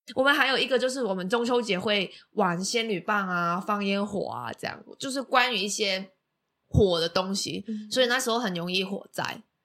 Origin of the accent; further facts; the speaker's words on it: Macau; now in Taiwan; 我是来自澳门的